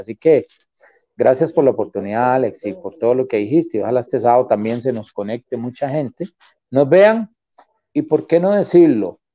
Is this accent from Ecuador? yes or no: no; Costa Rica; also born or lived in New Orleans, Louisiana, United States / Alajuela / Desamparados / Río Segundo; Cuando yo me vine de New Orleans, vivimos en Alajuela como, tal vez vivimos un año, y ahí nos fuimos para Desamparados